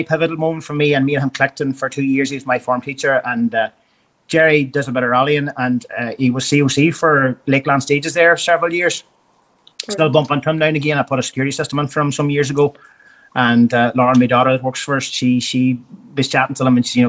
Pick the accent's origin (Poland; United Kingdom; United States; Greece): United Kingdom; outside Berra, Northern Ireland; also born or lived in Australia; went to school in Roscavi, outside Berra, primary school.